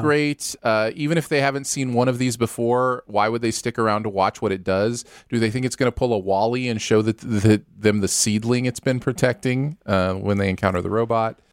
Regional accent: Michigan, United States; growing up in Michigan

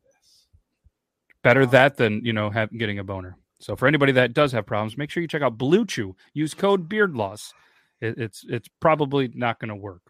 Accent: New York, United States; We're from New York as well, but not not that one

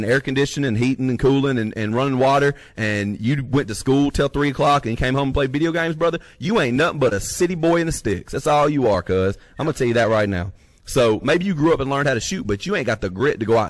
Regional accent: North Alabama, United States; now in North Mississippi, United States; we're both from North Alabama

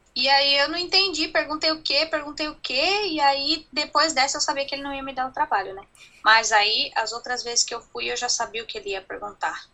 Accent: Brazil; moved away as an adult; now in New Zealand; A gente é brasileiro e a gente sempre vai ser

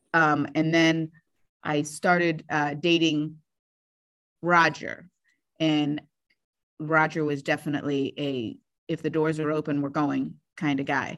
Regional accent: Brimfield, Ohio, United States; also born or lived in Columbus, Ohio; we moved to Brimfield, Ohio, where I was raised in that area for the rest of my life

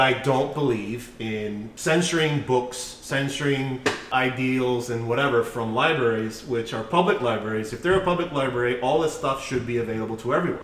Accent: United States; We're American

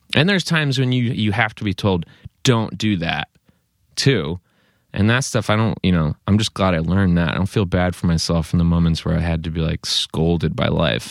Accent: East Coast, United States; moved away as an adult; now in Chico, United States; growing up on the East Coast

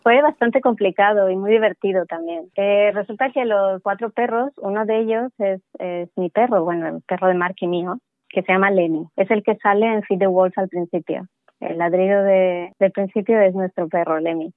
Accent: Bolivia; moved away; yo de Bolivia

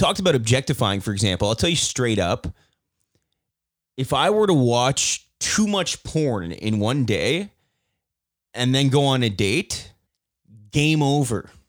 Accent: Canada; I'm from Canada

